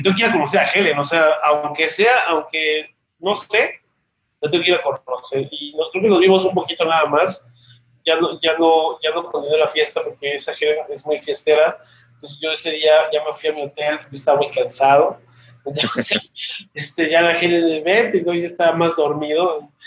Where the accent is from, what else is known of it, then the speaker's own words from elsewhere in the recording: Mexico City, Mexico; moved away as an adult; now in Aguascalientes, Mexico; yo vivo aquí en Aguascalientes, soy de Ciudad de México, tengo ya 12 años viviendo aquí